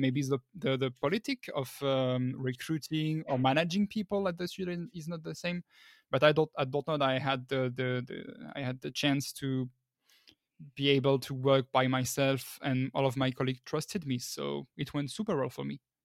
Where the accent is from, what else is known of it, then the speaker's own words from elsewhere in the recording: northern France, France; now in Paris, France; I'm originally from the north of France, but right now I'm working at Dortnod in Paris